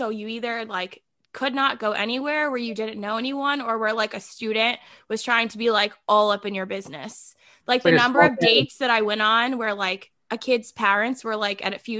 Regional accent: Columbus, Ohio, United States; moved away as an adult; also born or lived in Rhode Island; now in Nashville, United States; I grew up in Ohio, went to college in Ohio.

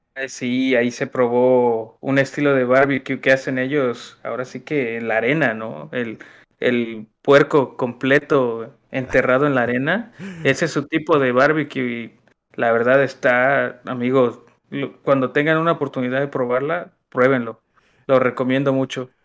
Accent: Xalapa, Veracruz, Mexico; tú y yo somos de Jalapa, así es que sabemos lo que hay en Jalapa, en Veracruz

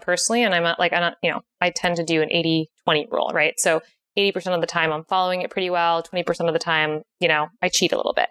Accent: Connecticut, United States; moved away as an adult; now in San Diego, United States; I am originally from Connecticut.

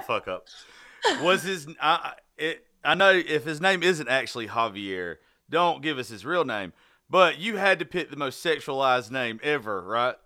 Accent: Southern, United States; accent: Southern

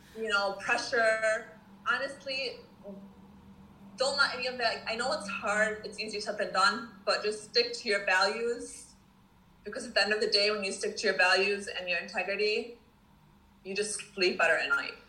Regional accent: Dearborn, Michigan, United States; moved away as an adult; now in Daniel Island, United States; I was born and raised in Michigan, Detroit, Dearborn, Michigan.

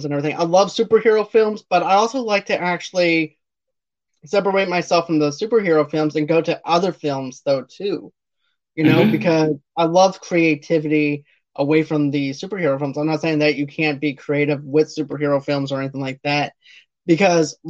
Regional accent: Boston, Massachusetts, United States; my hometown of Boston

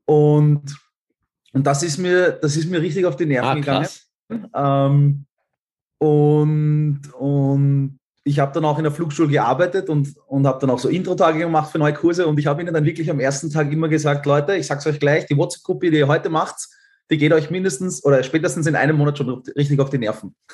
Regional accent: Austria; äh, wohne in Wien und, und bin ähm, Österreicher und Halbschwede. Also mein Vater kommt aus Schweden und meine Mutter aus Österreich.

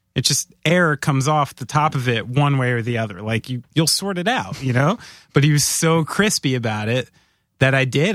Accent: New Jersey, United States; we're from New Jersey

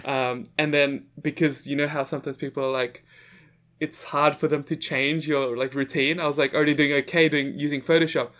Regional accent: Sydney, New South Wales, Australia; also born or lived in Jakarta, Indonesia; So, I'm originally from Jakarta, Indonesia, and I moved to Sydney, Australia when I was seven years old.

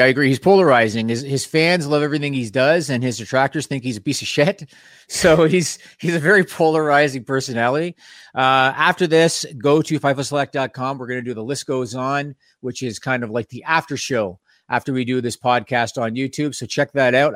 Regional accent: Toronto, Ontario, Canada; Being Canadian and and being from Toronto

